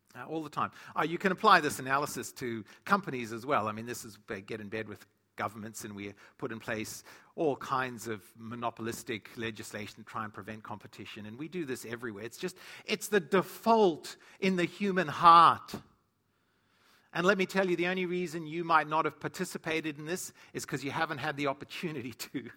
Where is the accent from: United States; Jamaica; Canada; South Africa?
South Africa; moved away; growing up in South Africa, or in Africa